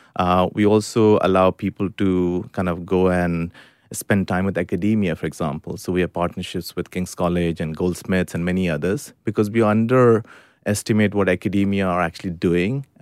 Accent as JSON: {"language": "English", "country": "India", "tie": "born or raised there", "moved": "as an adult", "lives_now": "United Kingdom", "said": "I grew up in India first nineteen years of my life."}